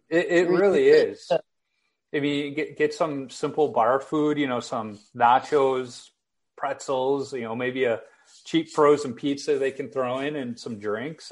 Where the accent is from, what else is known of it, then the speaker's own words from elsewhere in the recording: Chicago, Illinois, United States; me growing up in Chicago